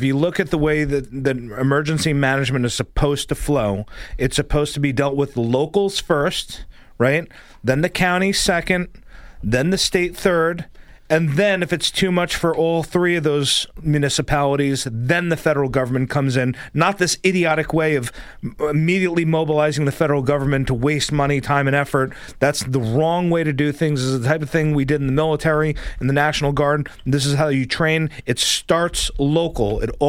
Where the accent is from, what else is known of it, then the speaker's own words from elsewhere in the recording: New York, United States; moved away as an adult; now in Florida, United States; I come from New York